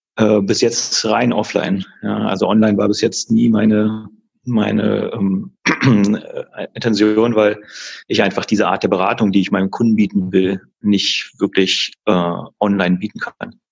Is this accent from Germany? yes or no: yes; Berlin, Germany; moved away as an adult; now in Würzburg, Germany; ich lebe seit jetzt fast 14 Jahren in Würzburg, bin mhm. zwar gebürtiger Berliner